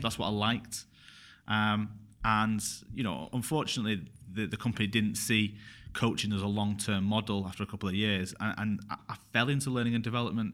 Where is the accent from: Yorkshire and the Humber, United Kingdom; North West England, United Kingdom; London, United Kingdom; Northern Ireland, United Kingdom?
North West England, United Kingdom; Bury; also born or lived in Glasgow; I'm from Berry, in Manchester